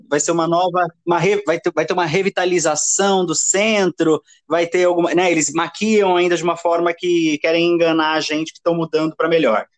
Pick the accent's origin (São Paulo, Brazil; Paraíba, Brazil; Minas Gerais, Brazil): São Paulo, Brazil; Osasco; eu nasci em Osasco